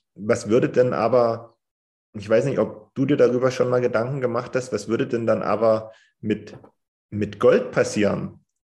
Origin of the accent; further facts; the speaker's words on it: Germany; bei uns in Deutschland